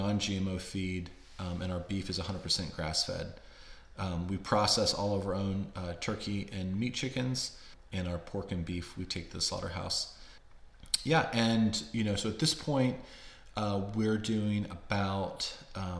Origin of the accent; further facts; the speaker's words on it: Warrenton, Virginia, United States; we moved back to my hometown of Warrenton, Virginia, which is about 50 miles southwest of DC